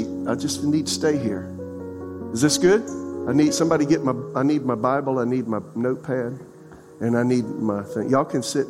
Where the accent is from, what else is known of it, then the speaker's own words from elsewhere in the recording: Florence, South Carolina, United States; now in Raleigh, United States; my father build the house I was raised in South Carolina and Florence